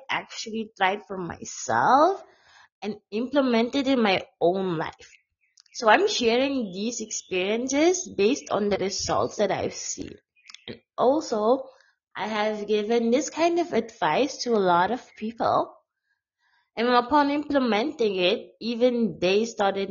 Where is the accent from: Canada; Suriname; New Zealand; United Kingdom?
Suriname; I'm a blogger from Suriname, South America.